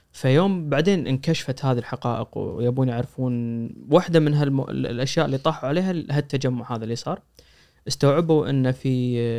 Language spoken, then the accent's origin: Arabic; Kuwait; احنا من الكويت